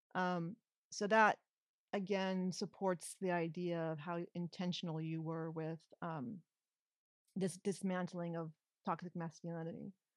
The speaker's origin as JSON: {"language": "English", "region": "California", "country": "United States", "said": "even as a Californian"}